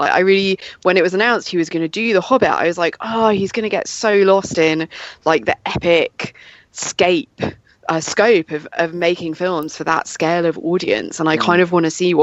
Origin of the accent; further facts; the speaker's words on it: England, United Kingdom; growing up in England